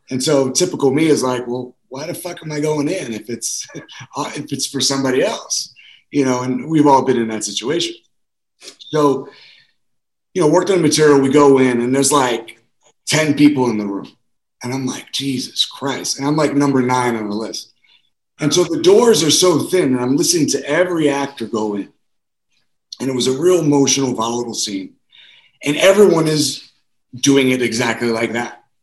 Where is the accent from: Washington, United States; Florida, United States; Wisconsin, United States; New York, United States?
New York, United States; South Bronx; I grew up in the South Bronx, so I was always the kid that I grew up in a Latino or black neighborhood.